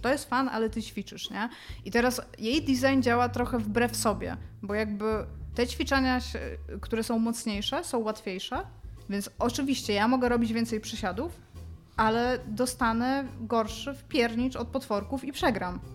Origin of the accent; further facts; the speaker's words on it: Elbląg, Warmian-Masurian Voivodeship, Poland; moved away as an adult; miałam 20 lat, wyjechałam z Elbląga